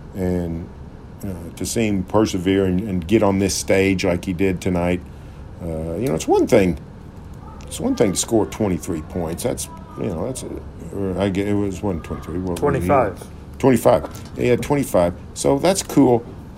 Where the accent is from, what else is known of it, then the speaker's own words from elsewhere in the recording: Norman, Oklahoma, United States; I grew up in Norman. I went to Norman High.